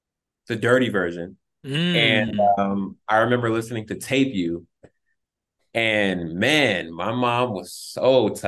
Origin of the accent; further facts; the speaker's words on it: Buffalo, New York, United States; also born or lived in Louisiana; Like, I was born in Louisiana and I was a military brat, so I was moving all over the place. And then I grew up in Buffalo, New York. So I got there when I was like 7, 8.